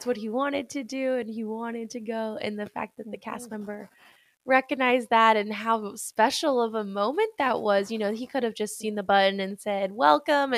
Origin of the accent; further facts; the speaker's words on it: East Coast, United States; also born or lived in California; now in Florida, United States; I grew up on the East Coast